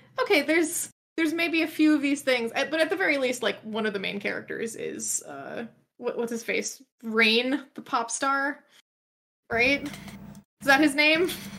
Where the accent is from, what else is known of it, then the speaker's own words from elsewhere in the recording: United States; as an American person